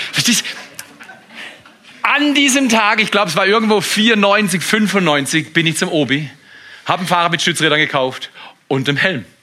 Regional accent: Freiburg, Baden-Württemberg, Germany; Ich komme aus Freiburg, aus der Slumzone, Haslach. Das ist da, wo die X-Games erfunden wurden.

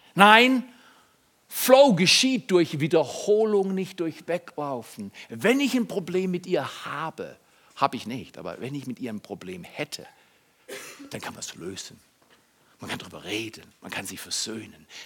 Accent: Freiburg, Baden-Württemberg, Germany; in meinem Ursprungshaus in Freiburg, wo ich aufgewachsen bin

